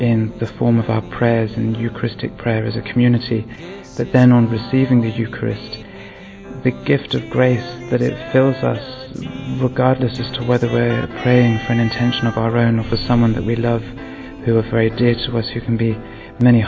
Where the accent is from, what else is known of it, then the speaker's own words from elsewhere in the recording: England, United Kingdom; I am 25 years old and I'm from England.